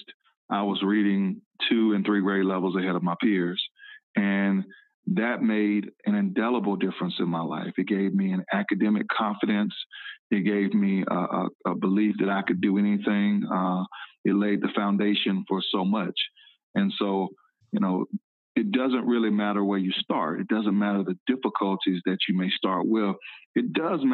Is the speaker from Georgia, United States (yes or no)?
yes; Decatur, Georgia, United States; I grew up in Decatur, Georgia, right outside of Atlanta.